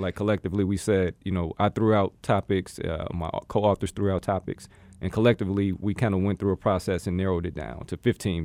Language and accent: English; Gary, Indiana, United States; moved away as an adult; now in Arizona, United States; the three of us all come from Gary, Indiana, uh, right outside of Chicago